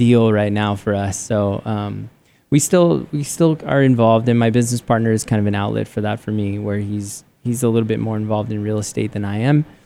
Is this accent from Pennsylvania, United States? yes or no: no; San Diego, California, United States; moved away as an adult; now in Arizona, United States; I grew up in San Diego and loved San Diego.